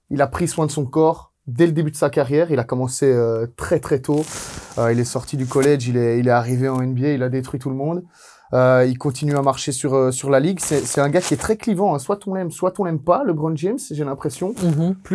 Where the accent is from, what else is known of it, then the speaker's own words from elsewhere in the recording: Italy; Ah ouais, je suis italien, moi